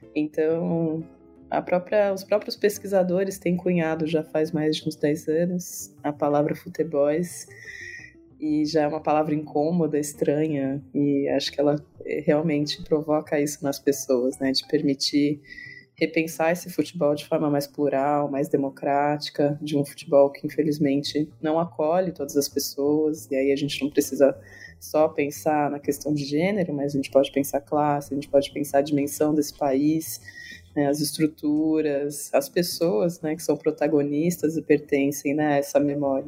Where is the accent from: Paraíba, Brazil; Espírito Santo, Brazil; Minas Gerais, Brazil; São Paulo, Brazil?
São Paulo, Brazil; Campinas; eu sou campineira